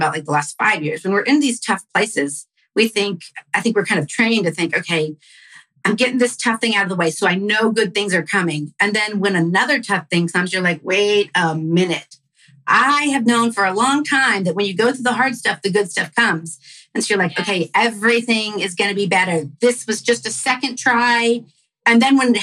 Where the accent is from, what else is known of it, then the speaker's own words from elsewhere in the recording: Denton, Texas, United States; I grew up in Denton